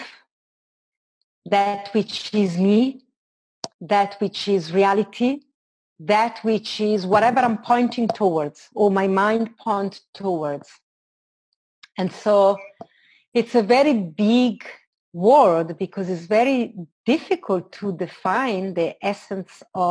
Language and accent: English; Italy; moved away as an adult; also born or lived in London; I was born in Italy. And when I started traveling, I left Italy in my early 20s and I lived in London for a while.